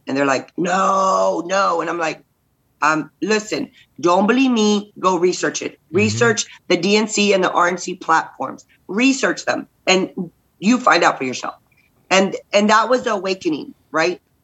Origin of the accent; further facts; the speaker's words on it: Robstown, Texas, United States; we're from like we're from Robstown, so we're from you know outside of Corpus